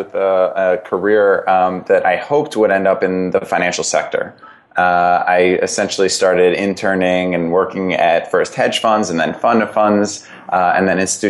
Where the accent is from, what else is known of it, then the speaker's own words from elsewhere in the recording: Connecticut, United States; I'd kind of lived from growing up in Fairfield County, Connecticut. Then I went to school at Brown University in Providence, Rhode Island. I'd never really left New England.